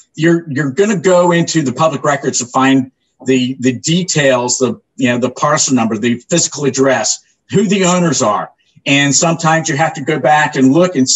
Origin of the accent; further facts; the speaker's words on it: Orlando, Florida, United States; also born or lived in New Smyrna Beach, Florida; I grew up here in Central Florida, Orlando, and New Smyrna Beach, since the early 70s